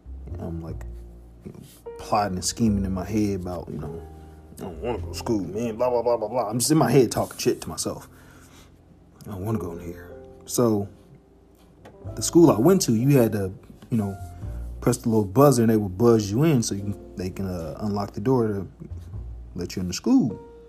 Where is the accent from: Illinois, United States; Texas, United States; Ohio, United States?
Illinois, United States; Harvey; And yeah, man, family was a big part of my life growing up. Like, growing up in Harvey, I was the baby